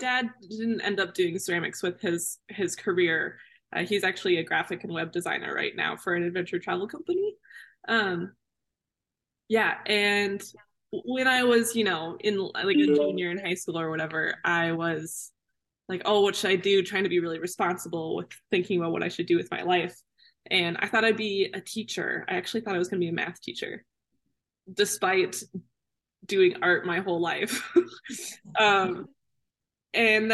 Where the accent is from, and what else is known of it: Missoula, Montana, United States; born or raised there; also born or lived in Rochester, Minnesota / Mankato, Minnesota